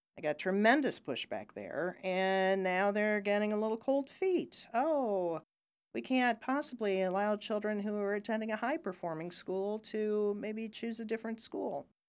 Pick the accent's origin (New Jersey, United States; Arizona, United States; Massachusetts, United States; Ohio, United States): Ohio, United States; moved away; I grew up in Ohio